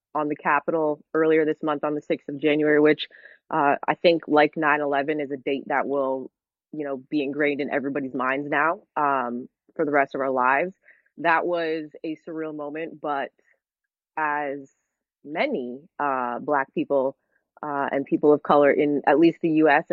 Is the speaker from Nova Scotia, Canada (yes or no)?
no; Hamilton, Ontario, Canada; moved away as an adult; now in United States; I am Canadian